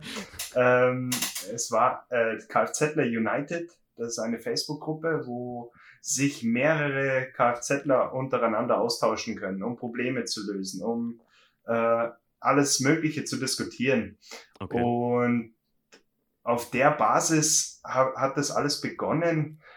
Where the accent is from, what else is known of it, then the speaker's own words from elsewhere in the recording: Berchtesgadener Land, Bavaria, Germany; ich komme aus dem schönen Berchtesgadener Land, also ganz südlich, bin schon mhm. fast in Österreich